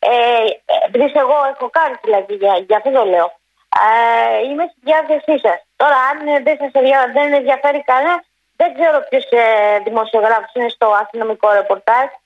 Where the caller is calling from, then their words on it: Ymittos, Attica, Greece; Γεια σα, κύριο. Ε … από το Ιμητό.